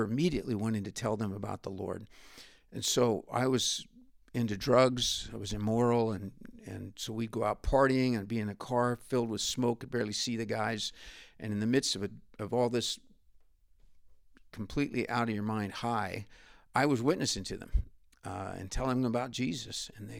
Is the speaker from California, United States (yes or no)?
yes; California, United States; also born or lived in Richmond; Well, I was born in Richmond Hospital in Richmond, California, and grew up on a cattle ranch halfway between Martinez and Pinole, California, about 5 miles away from civilization.